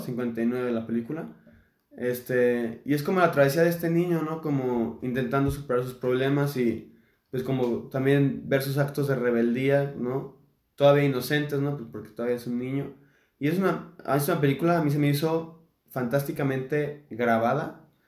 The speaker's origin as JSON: {"language": "Spanish", "country": "Mexico", "said": "somos mexicanos"}